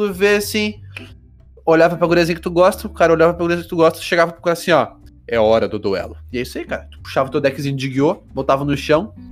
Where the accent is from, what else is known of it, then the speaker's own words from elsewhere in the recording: South Region, Brazil; a gente não pode esquecer que a gente é privilegiado porque a gente é branco e a gente é sulista.